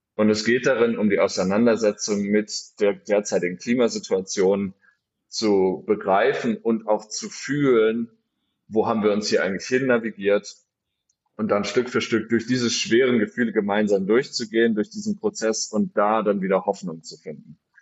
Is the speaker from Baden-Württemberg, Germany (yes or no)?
yes; Freiburg, Baden-Württemberg, Germany; moved away; also born or lived in Berlin; ich bin gebürtiger Freiburger, komme also aus Süddeutschland